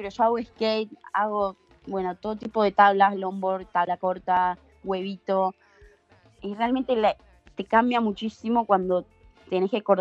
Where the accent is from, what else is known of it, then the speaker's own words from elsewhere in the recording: Argentina; Pero también, ojo, tampoco se crean que es, tan fácil caer como argentinos en patota.